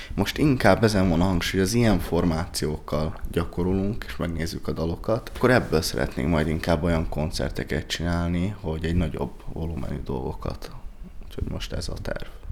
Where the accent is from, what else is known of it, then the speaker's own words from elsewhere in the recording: Budapest, Hungary; én köztársaságtéri vagyok. Ezt ezt, ezt, ezt, ezt el kell mondanom, hogy én ott nőttem fel